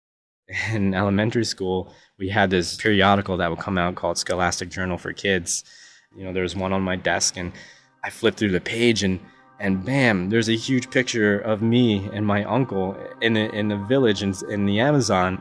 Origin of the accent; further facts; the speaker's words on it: United States; I grew up in America